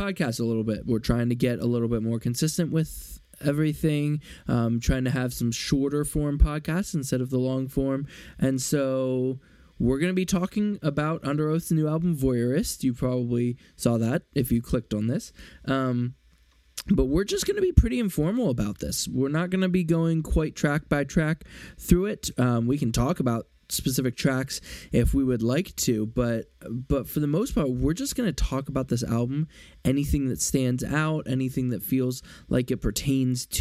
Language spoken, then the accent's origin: English; Philadelphia, Pennsylvania, United States; I'm from Philly